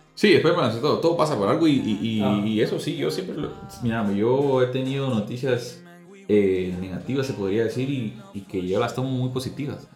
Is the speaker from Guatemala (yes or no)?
yes; Guatemala; soy de Guatemala, pues estoy orgulloso de ser guatemalteco